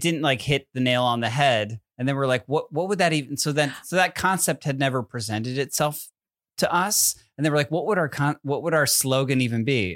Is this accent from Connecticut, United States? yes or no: yes; Connecticut, United States; I'm from Connecticut, where Sandy Hook is